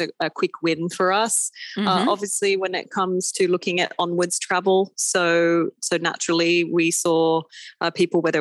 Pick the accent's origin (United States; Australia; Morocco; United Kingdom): Australia; now in Abu Dhabi, United Arab Emirates; as an Aussie as well